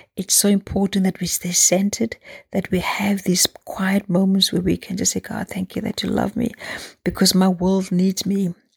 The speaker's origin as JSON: {"language": "English", "country": "South Africa", "tie": "born or raised there", "said": "growing up in South Africa"}